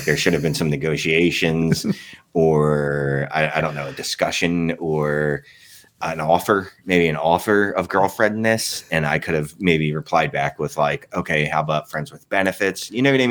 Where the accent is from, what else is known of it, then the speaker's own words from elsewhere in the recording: Canada; I'm Canadian